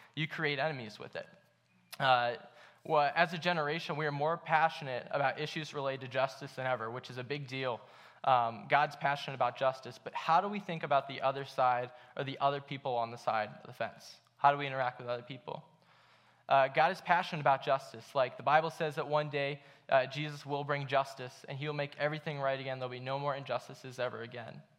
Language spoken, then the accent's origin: English; Akron, Ohio, United States; I grew up in Akron